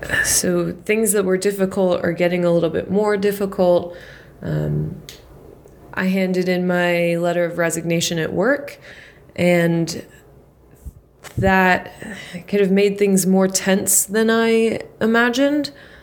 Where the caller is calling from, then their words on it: Philadelphia, Pennsylvania, United States; I'm checking in from Philly.